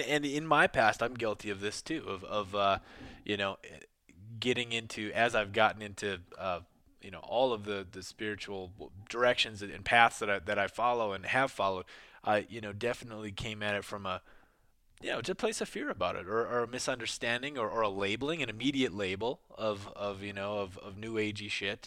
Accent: Midwest, United States; moved away; also born or lived in New York; I grew up in the Midwest in the rural areas

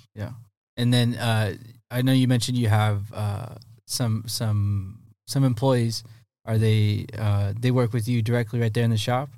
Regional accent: Poway, California, United States; I grew up right there in Poway

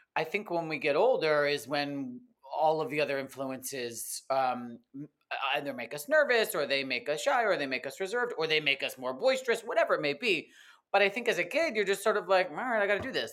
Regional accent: East Coast, United States; now in Los Angeles, United States; I grew up in the East Coast, but not right in Brooklyn or Manhattan or anything

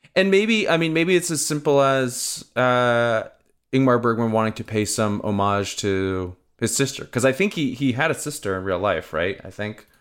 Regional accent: Southern California, United States; growing up in Southern California

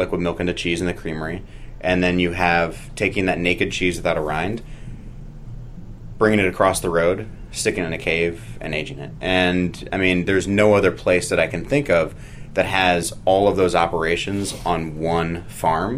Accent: St. Louis, Missouri, United States; also born or lived in San Francisco / Oakland / Washington, D.C.; now in Vermont, United States; So I grew up in St. Louis.

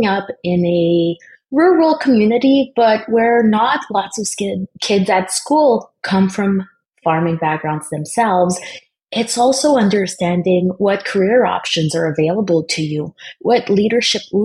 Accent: Eastern Ontario, Canada; growing up in the Francophone community in Eastern Ontario

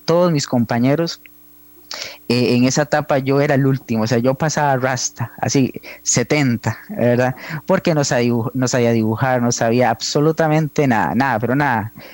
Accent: Hojancha, Guanacaste, Costa Rica; moved away as an adult; also born or lived in San José; yo soy de Ojancha, Guanacaste, eh, el pueblo más hermoso del país

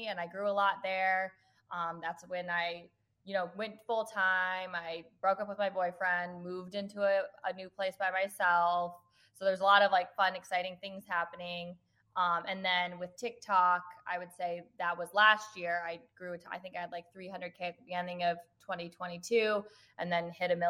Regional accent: Arvada, Colorado, United States; moved away as an adult; also born or lived in California / Philadelphia / Kalamazoo, Michigan; now in Minneapolis, United States; So I was technically born in California, but I only lived there for 9 months. And then I grew up in Arvada, Colorado

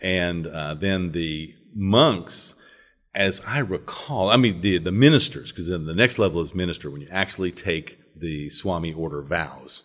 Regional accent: northern Louisiana, United States; I was brought up in the Episcopal Church, uh, in the deep south of this country

